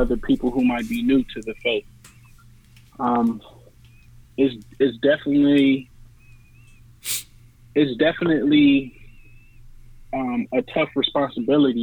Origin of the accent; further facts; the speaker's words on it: New Orleans, Louisiana, United States; I was born in New Orleans.